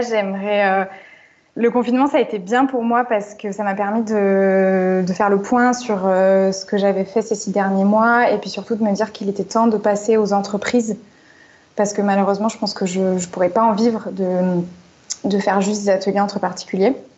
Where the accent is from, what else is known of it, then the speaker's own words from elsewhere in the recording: Marseille, Provence-Alpes-Côte d'Azur, France; now in Paris, France; je suis de Marseille à la base